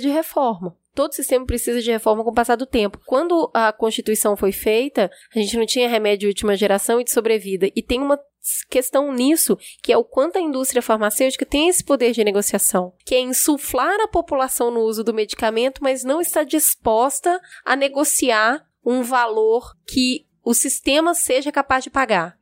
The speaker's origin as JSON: {"language": "Portuguese", "region": "Minas Gerais", "country": "Brazil", "moved": "yes", "lives_now": "São Paulo, Brazil", "said": "como uma boa mineira"}